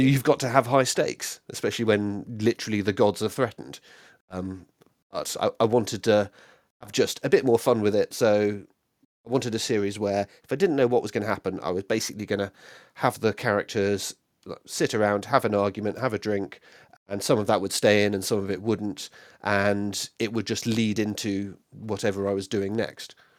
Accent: United Kingdom; I'm very British

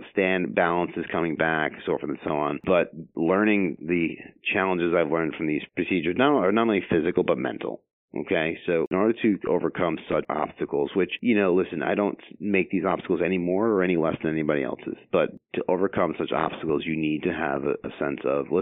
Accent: Long Island, New York, United States; moved away as an adult; also born or lived in Philadelphia / New Jersey / Pennsylvania; I'm originally from Long Island, New York

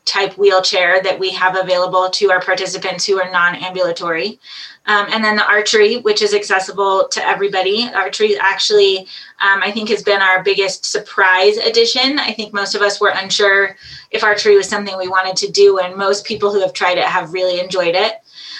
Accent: Squaw Valley, California, United States; And I grew up here in Tahoe in Squaw Valley.

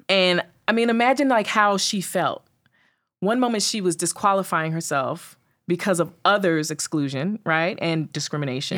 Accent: New York City, New York, United States; I grew up in Staten Island.

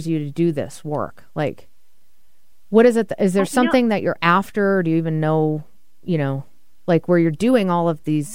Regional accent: Massachusetts, United States; I'm from Massachusetts

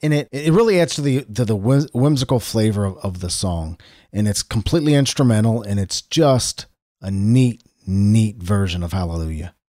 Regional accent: Cincinnati, Ohio, United States; my hometown, Cincinnati, Ohio

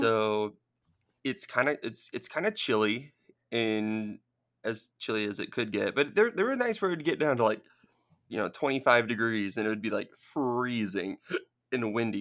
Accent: Southern California, United States; moved away; I grew up in Southern California

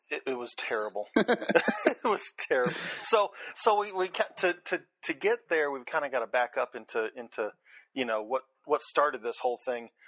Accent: Virginia Beach, Virginia, United States; also born or lived in Los Angeles; Um, I actually kind of grew up all over the place. Um, when I was uh, when I was a kid, my dad uh, did a lot of uh, computing or computer consulting for the various Bell companies. Uh, so we started out in uh, Virginia Beach, Virginia, and then went out to uh, Los Angeles for a few years

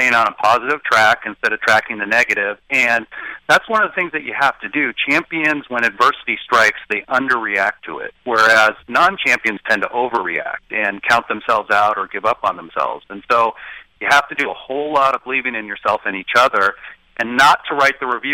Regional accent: Portland, Oregon, United States; also born or lived in Chicago, Illinois; I was born in Chicago but raised in Portland, Oregon.

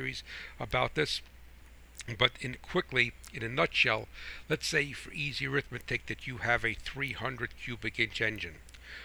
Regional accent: United States; I am American first, I'm American farmer

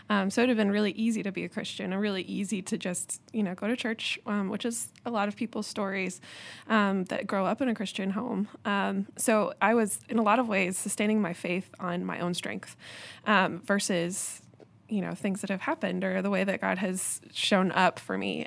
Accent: Littleton, Colorado, United States; now in Charlotte, United States; I grew up in Littleton for most of my life

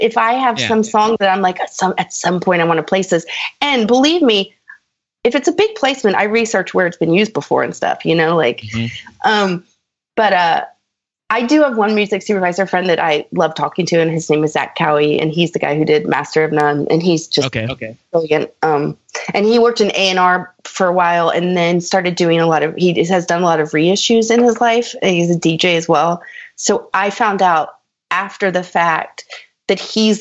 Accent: Austin, Texas, United States; moved away; that's my hometown.

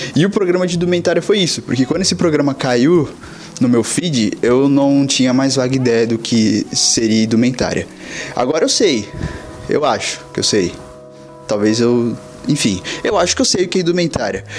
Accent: São Vicente, São Paulo, Brazil; now in Dublin, Ireland; sou de São Vicente, litoral de São Paulo, porém nesse exato momento eu estou morando em Dublin, na Ilha Esmeralda

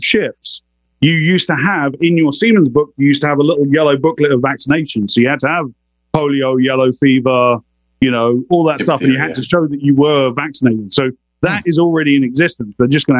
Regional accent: United Kingdom; I'm British.

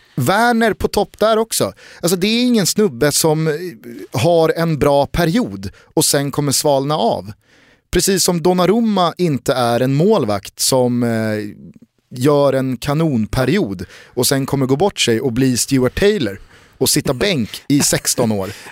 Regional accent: Sweden; som svensk

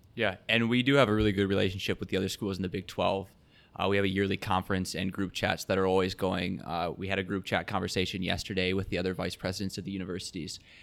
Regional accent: Sioux Center, Iowa, United States; I'm from Sioux Center, Iowa, so northwest corner of the state.

